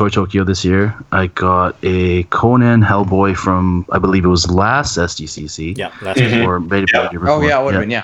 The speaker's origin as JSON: {"language": "English", "country": "Canada", "lives_now": "Vancouver, Canada", "said": "as the Canadian here"}